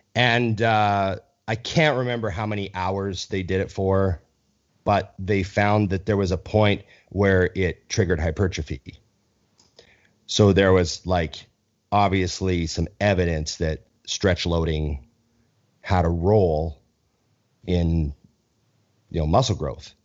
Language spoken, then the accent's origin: English; Canada; as a Canadian